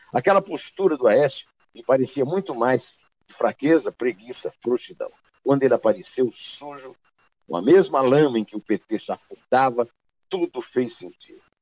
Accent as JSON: {"language": "Portuguese", "town": "Campina Grande", "region": "Paraíba", "country": "Brazil", "tie": "born or raised there", "also_born_or_lived": "sertão (Northeast Brazil)", "moved": "yes", "said": "Fabulagem, como se diz lá no meu sertão. E na minha adolescência em Campina Grande também se falava assim"}